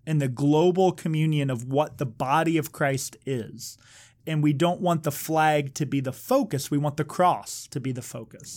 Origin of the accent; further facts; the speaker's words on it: United States; being from America